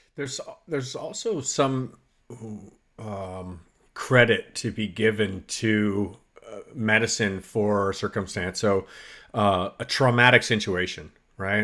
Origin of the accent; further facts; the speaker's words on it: Canada; moved away; I grew up in Canada